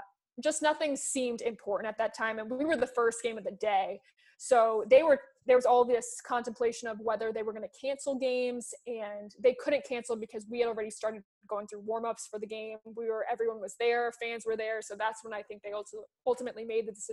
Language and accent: English; East Coast, United States; I'm from the East Coast